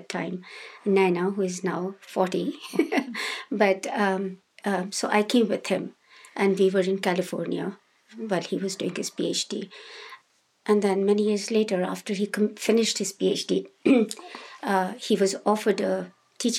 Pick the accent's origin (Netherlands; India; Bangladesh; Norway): India; Himachal Pradesh; English is a second language; moved away as an adult; also born or lived in Bihar, India / Dharamsala, India; now in United States; we all moved to this state called Himachal Pradesh, which was in the western Himalayas. It's in the mountains. That's where I grew up.